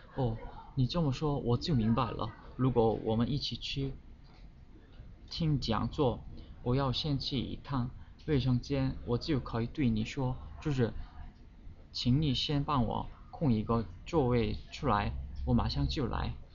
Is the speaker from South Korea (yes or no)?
yes; South Korea; Chinese is a second language; 我是来自韩国的